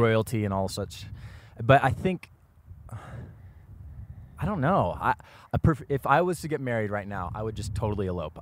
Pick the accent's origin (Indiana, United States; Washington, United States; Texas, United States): Washington, United States; now in Los Angeles, United States; I was born and raised in Washington State, and this just kind of feels like home to me